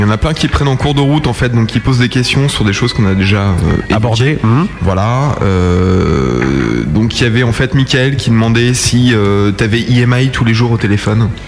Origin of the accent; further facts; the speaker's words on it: Frechen, North Rhine-Westphalia, Germany; born there; Alors d'où je suis, je suis originaire ouais. bah, euh, euh, À 15 km de Cologne